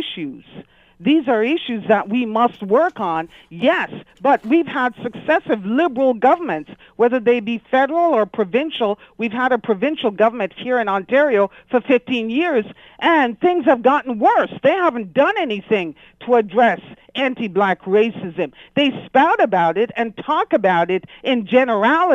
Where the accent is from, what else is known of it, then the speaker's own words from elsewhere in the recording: Jamaica; now in Canada; I'm a black Canadian. I was born in Jamaica. I came here